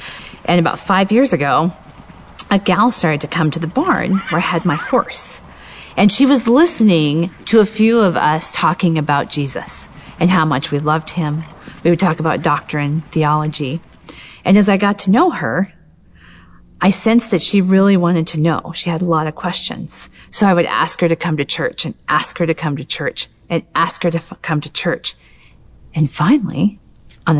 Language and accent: English; Western South Dakota, United States; moved away; my hometown, out in Western South Dakota.